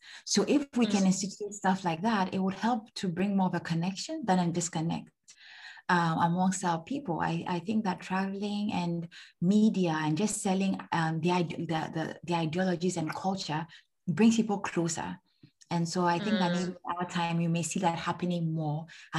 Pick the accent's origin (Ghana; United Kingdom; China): Ghana; Maybe I want to start a company in Rwanda, for example, but I'm Ghanaian, right?